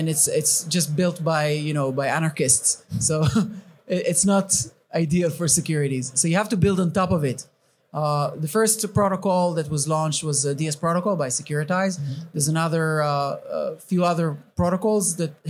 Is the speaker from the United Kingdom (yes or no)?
yes; England, United Kingdom; I'm from England